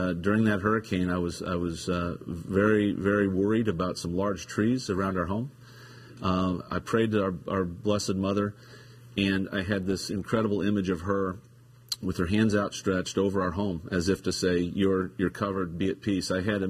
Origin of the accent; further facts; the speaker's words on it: Newton, Iowa, United States; moved away as an adult; also born or lived in Streator, Illinois / Minnesota / Milwaukee, Wisconsin / Chicago, Illinois; now in Baltimore, United States; So I'm a Midwesterner. I was born in Streeter, Illinois, which is outside of Chicago. I grew up in Newton, Iowa.